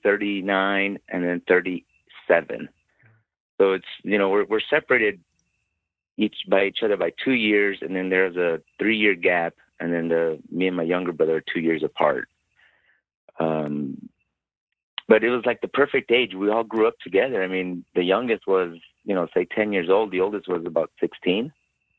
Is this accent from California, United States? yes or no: no; El Paso, Texas, United States; I grew up, like I said, I grew up in El Paso, literally about 100 yards from the Mexican border